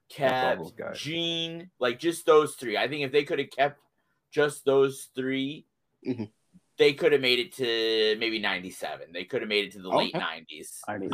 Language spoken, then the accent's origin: English; Iowa, United States; growing up in Iowa, I was like, oh man, there was a national promotion based in Minnesota, like right next to me.